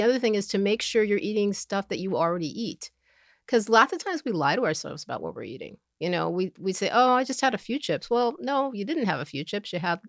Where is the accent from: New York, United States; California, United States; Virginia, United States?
New York, United States; Upstate; also born or lived in Elizabeth City, North Carolina; Upstate New York.